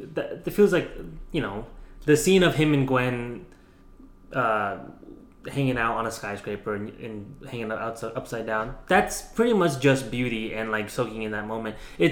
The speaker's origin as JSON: {"language": "English", "country": "India", "said": "Like, as an Indian person, I was like, there's the annoying auntie that you don't want to talk to."}